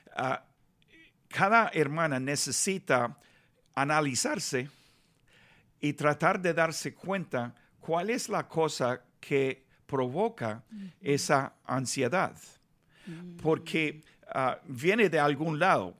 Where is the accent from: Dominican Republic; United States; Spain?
United States; Los Angeles, California; Spanish is a second language; also born or lived in Nicaragua / Bogotá, Colombia / Buenos Aires, Argentina; me criaron aquí en Los Ángeles, ah, viví un año durante mi niñez en Nicaragua